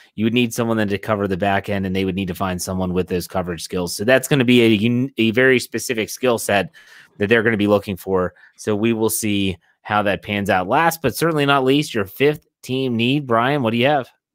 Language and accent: English; West Virginia, United States; I'm from West Virginia. Um, I know a lot of my high school classmates are now in uh, in the coal mines in West Virginia working